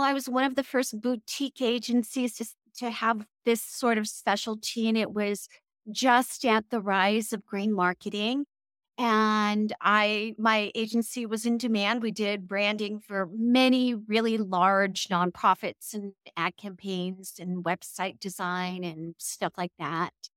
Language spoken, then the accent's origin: English; California, United States; I'm originally from California